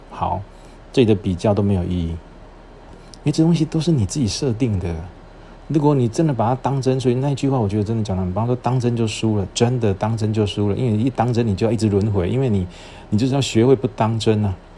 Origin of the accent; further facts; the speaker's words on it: Shalu, Taichung, Taiwan; moved away as an adult; also born or lived in Chiayi / Kaohsiung; now in Tainan, Taiwan; 我出生地是在台中， 可是我的籍贯， 就是我入户口是在嘉义。 然后我后来又在沙鹿成长， 然后之后大学的时候到台南读书， 然后再到垦丁当兵， 毕业之后到垦丁当兵， 兵， 当兵，兵完毕之后， 我到高雄工作， 然后因缘际会娶了台南的太， 不是因缘际会， 就是命运使然地娶了台南的太太